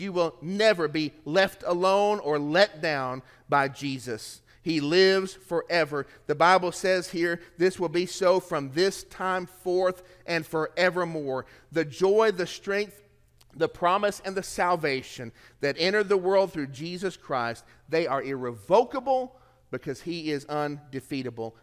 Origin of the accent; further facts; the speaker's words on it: Tennessee, United States; moved away; I'm from Tennessee